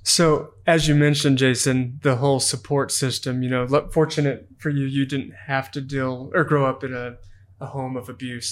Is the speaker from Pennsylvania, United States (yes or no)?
no; Amarillo, Texas, United States; now in Utah, United States; growing up in Amarillo, Texas